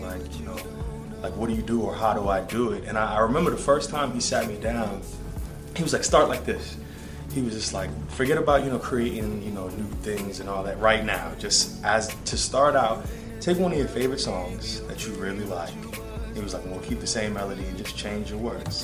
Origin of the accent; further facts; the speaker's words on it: Boston, Massachusetts, United States; moved away; I'm from Boston